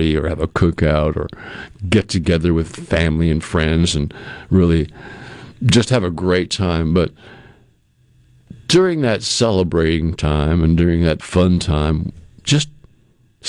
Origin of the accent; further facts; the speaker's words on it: Massachusetts, United States; moved away as an adult; now in Mississippi, United States; I was growing up in Massachusetts